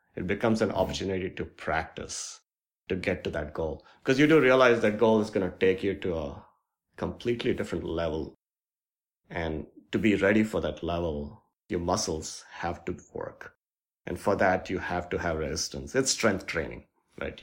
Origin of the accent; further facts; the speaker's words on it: India; moved away as an adult; now in Seattle, United States; I grew up in India and my parents were just simple, hardworking folks